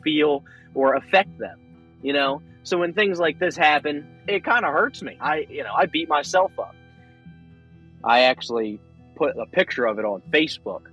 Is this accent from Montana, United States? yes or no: no; Pasadena, Maryland, United States; I am from Pasadena, Maryland, pretty much raised here, and I am in Pasadena, Maryland now.